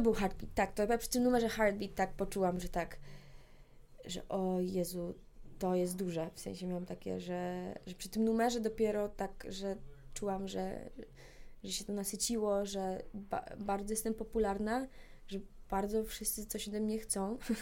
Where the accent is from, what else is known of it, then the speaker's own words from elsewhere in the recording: Poland; jestem z Polski